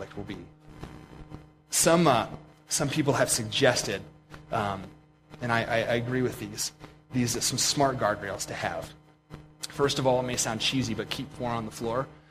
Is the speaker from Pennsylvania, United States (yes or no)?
yes; Pennsylvania, United States; now in Montana, United States; I grew up in Pennsylvania